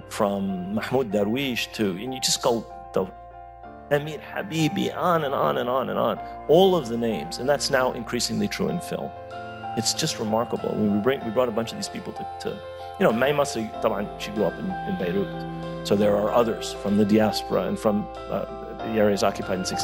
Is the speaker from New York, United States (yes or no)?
yes; New York, United States; born there; I was born in the United States because my parents, my father was a graduate student in, when the Nakba happened and he couldn't go back to Palestine. Um, and I was born in, in New York.